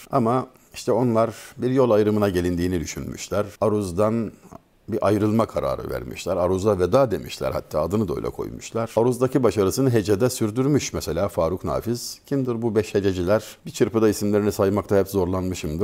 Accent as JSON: {"language": "Turkish", "region": "Denizli", "country": "Turkey", "tie": "born or raised there", "said": "Memleketim olan Denizli'de"}